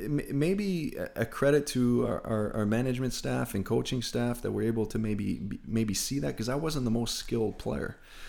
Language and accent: English; Rockland, Ontario, Canada; Where, you know, you grew up being, at the time as a child, a Montreal Canadiens fan, growing up in Rockland in Ottawa.